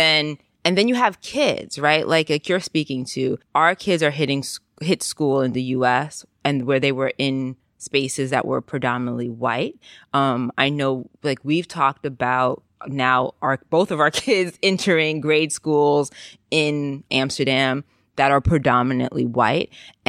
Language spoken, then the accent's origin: English; Jamaica; think was part of my childhood as being raised in a Caribbean community, is like, we're not Americans. We are Jamaican and we are here.